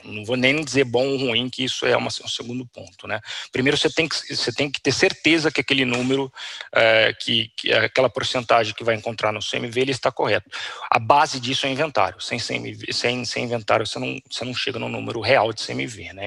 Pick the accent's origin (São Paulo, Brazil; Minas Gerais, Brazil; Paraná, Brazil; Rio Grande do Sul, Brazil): São Paulo, Brazil; Campinas; eu sou de Campinas